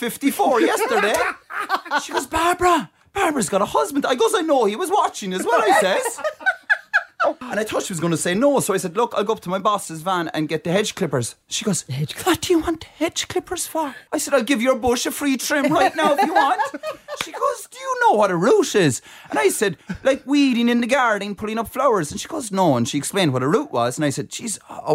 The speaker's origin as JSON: {"language": "English", "country": "Ireland", "moved": "as an adult", "lives_now": "Australia", "said": "I'm from Ireland"}